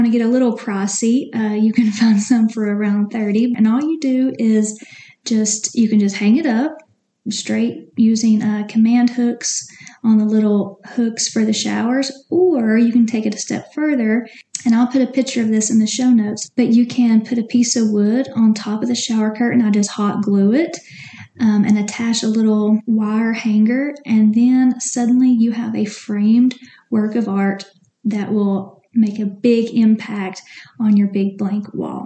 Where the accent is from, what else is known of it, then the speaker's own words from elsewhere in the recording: Tennessee, United States; I'm from Tennessee, if you can't tell